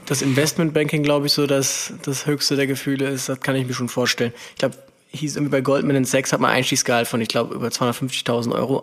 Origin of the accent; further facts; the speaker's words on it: Aachen, North Rhine-Westphalia, Germany; now in Cologne, Germany; ich bin ja aus Aachen, ist fünfzig Kilometer entfernt